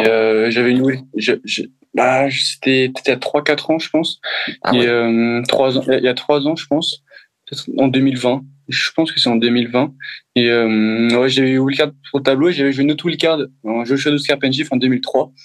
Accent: France

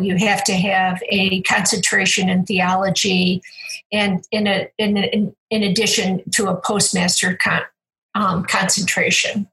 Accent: Cleveland, Ohio, United States; I was born in Cleveland

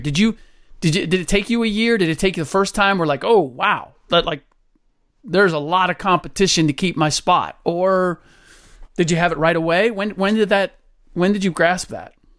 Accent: Cincinnati, Ohio, United States; I grew up in Cincinnati.

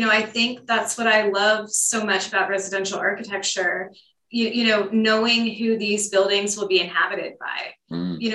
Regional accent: Tucson, Arizona, United States; moved away as an adult; also born or lived in New Orleans, Louisiana; now in Austin, United States; I'm from Tucson, Arizona, originally.

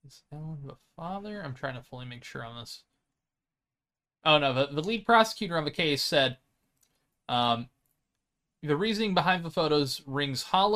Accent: United States; I'm dumb and American

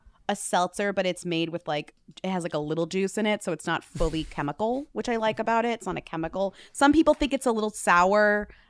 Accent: Newton, Massachusetts, United States; It is made in my hometown, weirdly, like it's from Newton, Massachusetts.

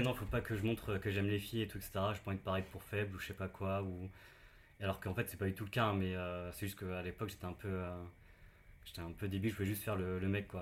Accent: near Saint-Malo, Brittany, France; now in Paris, France; je ne suis pas parisien. je viens de, de Bretagne, d'à côté de Saint-Malo

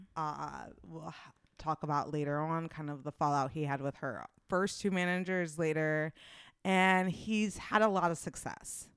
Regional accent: Midwest, United States; accent: thick Midwestern; my Midwestern accent is thick

